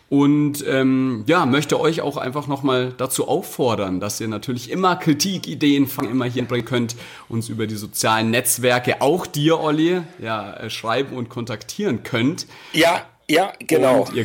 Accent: Bavaria, Germany; wir kommen äh, aus Süddeutschland, aus der Münchner Ecke.

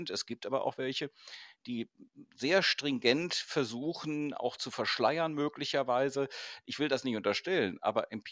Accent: Cologne, North Rhine-Westphalia, Germany; Ja, weil du vorhin Köln angesprochen hast, meine Heimatstadt und die Projekte, die da zum Teil gelaufen sind

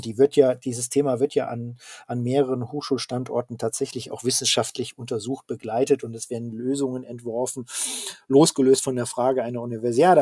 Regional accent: Rhine-Ruhr region, North Rhine-Westphalia, Germany; ich komme ja selber aus der Region

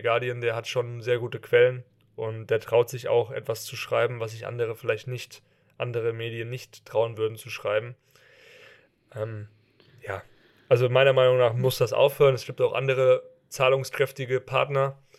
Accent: Hesse, Germany; Also ich bin ja aus der Nähe von Frankfurt und hier gibt es sehr gute Röstereien auch

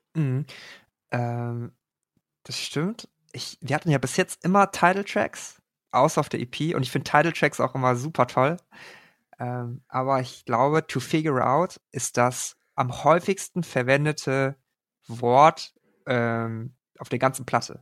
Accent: Germany; Meine Eltern kommen aus Korea. Ich bin aber in Deutschland geboren

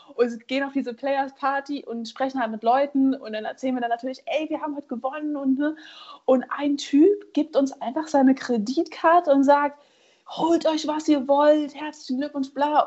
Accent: Germany; ich als Deutsche

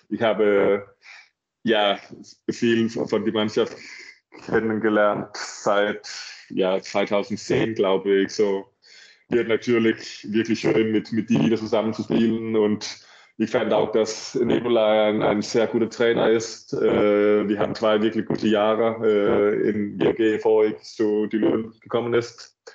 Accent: Denmark; German is a second language; mein, mein Freund aus Dänemark auch nicht so weit weg ist. Ich glaube, mein, so, mein Heimat ist eineinhalb Stunden weg von, von Flensburg.

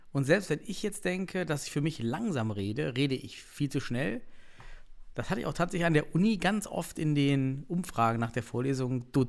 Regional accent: East Germany, Germany; Man ich bin aus dem Osten, ich bin

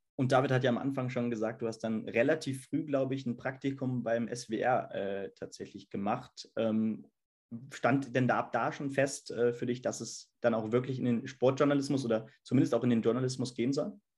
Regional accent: Hesse, Germany; als Hesse dann mit selber vielleicht so ein bisschen Akzent

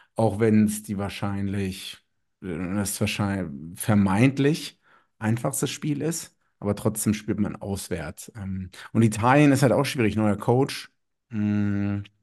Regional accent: Germany; ich nach wie vor als Deutscher, der in Deutschland wohnt

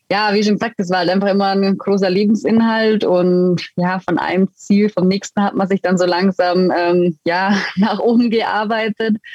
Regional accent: Füssen, Bavaria, Germany; ich komme ursprünglich aus Füssen und letztendlich war es dann auch so, dass ähm, ja, meine Familie, mein Papa, mein Bruder haben beide Eishockey gespielt

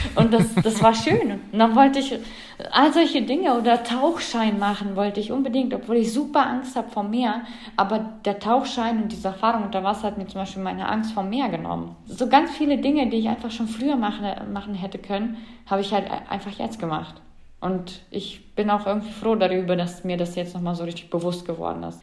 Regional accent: Germany; bei uns in Deutschland oder Europa

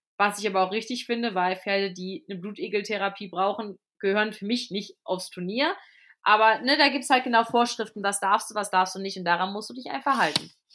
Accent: Cologne, North Rhine-Westphalia, Germany; also born or lived in Fulda; now in Fladungen, Germany; ich komme ja ursprünglich aus Köln

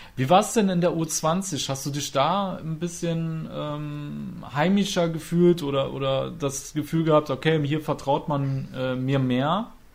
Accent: Trier, Rhineland-Palatinate, Germany; moved away; also born or lived in Cologne; Ich bin eigentlich ursprünglich aus Trier

